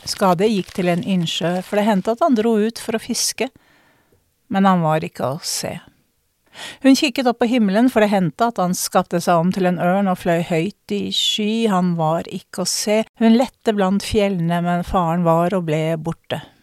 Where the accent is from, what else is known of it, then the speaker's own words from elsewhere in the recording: Norway; jeg som nordmann